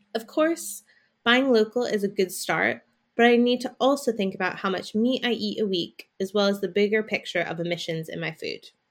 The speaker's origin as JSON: {"language": "English", "country": "United States", "moved": "yes", "lives_now": "London, United Kingdom", "said": "I'm from America, and I live in London"}